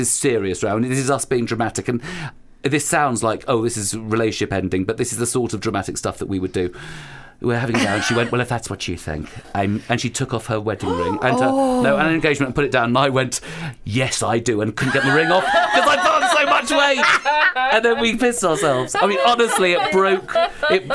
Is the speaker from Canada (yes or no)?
no; London, United Kingdom; I was growing up in West London